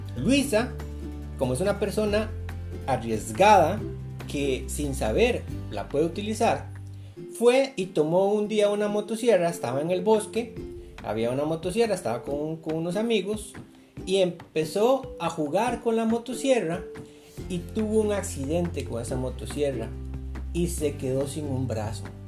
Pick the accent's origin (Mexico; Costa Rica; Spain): Costa Rica; yo soy de Costa Rica